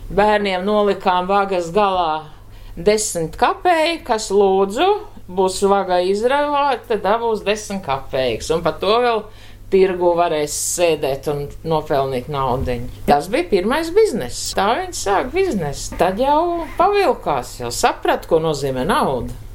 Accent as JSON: {"language": "Latvian", "town": "Talsi", "region": "Talsi Municipality", "country": "Latvia", "also_born_or_lived": "Moscow, Russia", "moved": "as an adult", "lives_now": "Liepāja, Latvia", "said": "es esmu no Tālsina, nu beidz Tāls vidusskolu."}